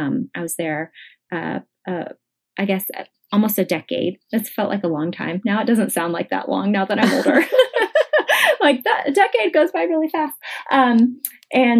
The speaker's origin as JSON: {"language": "English", "town": "Weatherford", "region": "Texas", "country": "United States", "tie": "born or raised there", "also_born_or_lived": "Dallas suburb, Texas / San Antonio, Texas / Hawaii", "lives_now": "Austin, United States", "said": "I grew up in Weatherford and went there for high school"}